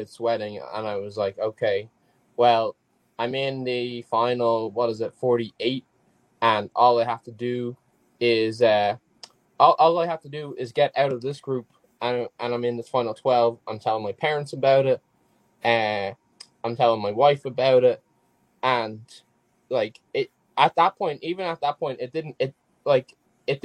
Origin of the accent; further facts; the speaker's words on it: Ireland; I played football, soccer when I was younger in Ireland, which is obviously where I'm from